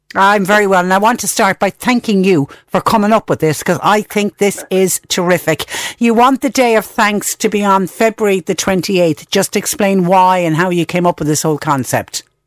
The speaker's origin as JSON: {"language": "English", "country": "Ireland", "said": "us as Irish people"}